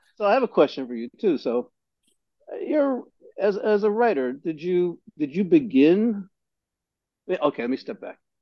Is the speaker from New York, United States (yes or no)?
yes; New York City, New York, United States; where I grew up in Greenpoint.